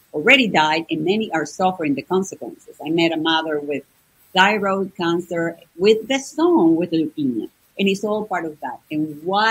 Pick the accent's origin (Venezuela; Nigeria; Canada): Venezuela; moved away as an adult; now in United States; I'm from Venezuela. I was born and raised in Venezuela.